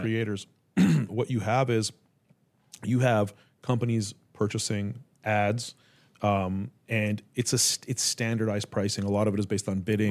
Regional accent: Canada; now in United States; I'm Canadian

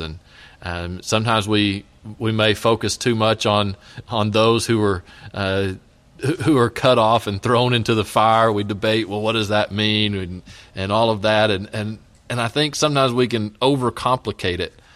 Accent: West Texas, United States; now in Elgin, United States; I grew up out in West Texas

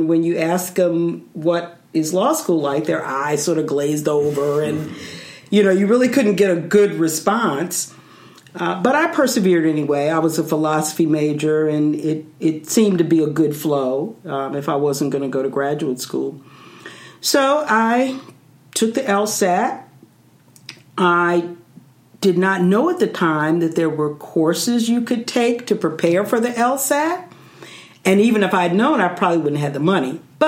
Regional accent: Philadelphia, Pennsylvania, United States; The short version is I'm from Philadelphia, Pennsylvania. I moved there when I was 10, went to elementary, high school, left for college. My family is still there.

